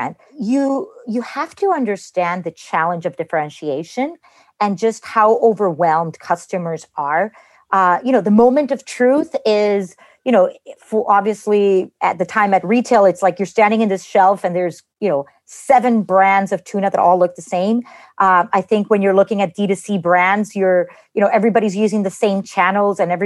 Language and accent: English; Costa Rica; I grew up in Costa Rica. My parents are Cuban